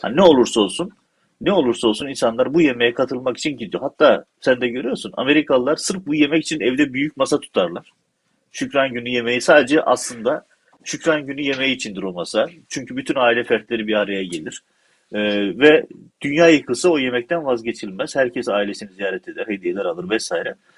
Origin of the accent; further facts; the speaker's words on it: Silifke, Mersin, Turkey; çünkü ben Silifke'liyim